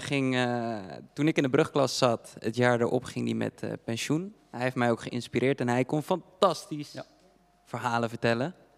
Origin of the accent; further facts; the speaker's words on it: Dordrecht, South Holland, Netherlands; ik kom zelf uit Stadspolders